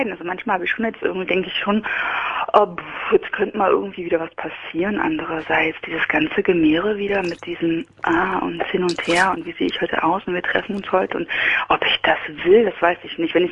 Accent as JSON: {"language": "German", "town": "Halle", "region": "Saxony-Anhalt", "country": "Germany", "tie": "born there", "said": "In Halle an der Saale."}